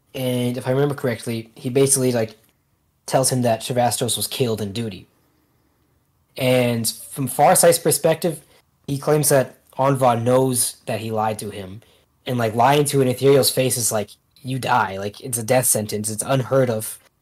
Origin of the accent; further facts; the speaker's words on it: Canada; I'm Canadian